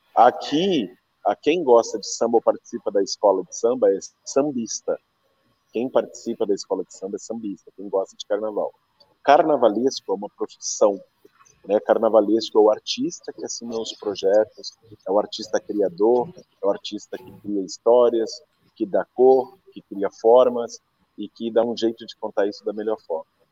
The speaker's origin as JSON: {"language": "Portuguese", "town": "Pelotas", "region": "Rio Grande do Sul", "country": "Brazil", "tie": "born or raised there", "moved": "as an adult", "lives_now": "São Paulo, Brazil", "said": "tenho orgulho de ser pelotense, e eu quero que as pessoas conheçam Pelotas"}